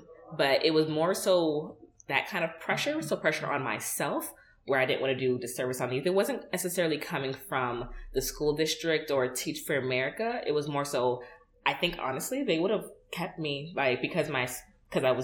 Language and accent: English; New York, United States; me and her are both Nigerian Americans. I was born in New York.